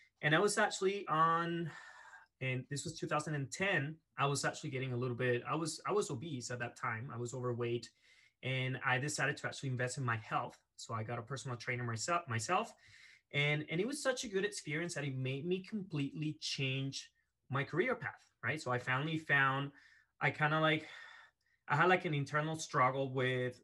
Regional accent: Venezuela; moved away as an adult; now in Canada; I was born and raised in Venezuela in South America. And at the age of 18, I moved to Canada

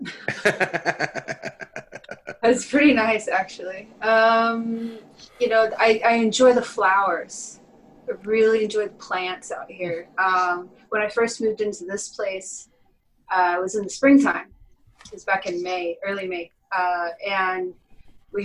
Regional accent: Texas, United States; moved away; I grew up in Texas.

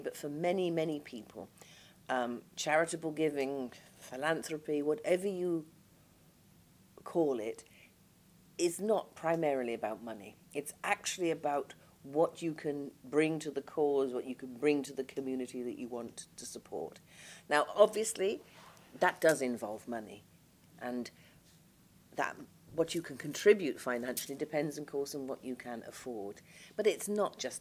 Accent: Liverpool, North West England, United Kingdom; moved away; also born or lived in London; I come from Merseyside, and though I've lived away from Merseyside now longer than I've lived on Merseyside, I still very much feel my roots and belonging to Liverpool

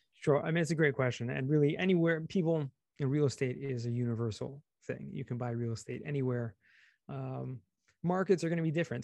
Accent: Los Angeles, California, United States; also born or lived in San Diego / Israel; I grew up in California, Southern California, actually, you're in, in L

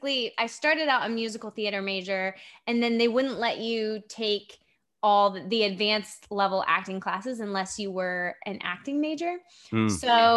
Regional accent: Japan; also born or lived in Virginia, United States; Yeah, so I grew up in Japan, but yes. I lived in Virginia. My family lived in Virginia before we went overseas.

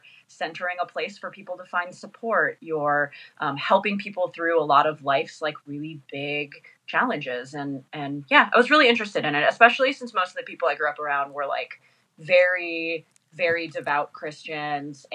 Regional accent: Danville, California, United States; moved away as an adult; now in Los Angeles, United States; I grew up in the East Bay, in Danville.

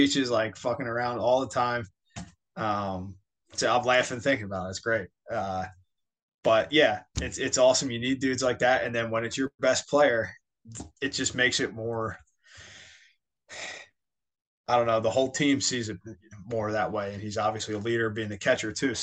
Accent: Philadelphia, Pennsylvania, United States; now in Florida, United States; I'm from Philadelphia. Like, it's how I grew up. I grew up intense

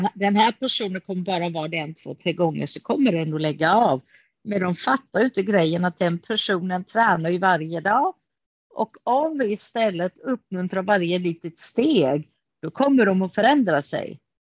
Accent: Kalmar, Kalmar County, Sweden; Jag är ju född i Kalmar av grekiska föräldrar. Så jag har mhm. bott i Kalmar hela mitt liv.

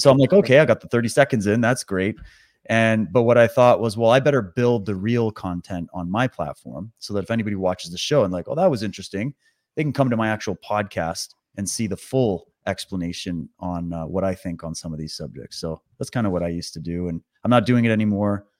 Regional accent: Canada; also born or lived in Toronto / British Columbia; I'm born and raised in Canada. I've lived all over the country

